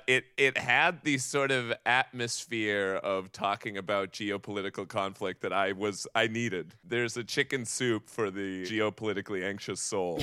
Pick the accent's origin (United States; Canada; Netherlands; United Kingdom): United States; New England; I grew up in New England